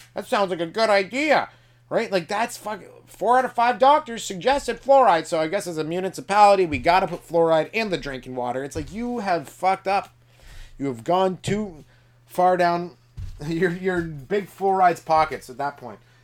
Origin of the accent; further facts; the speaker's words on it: England, United Kingdom; I'm English